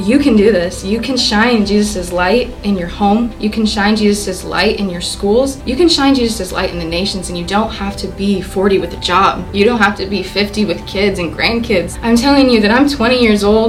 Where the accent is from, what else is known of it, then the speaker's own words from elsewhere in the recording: Sienna Plantation, Texas, United States; I grew up in Siena Plantation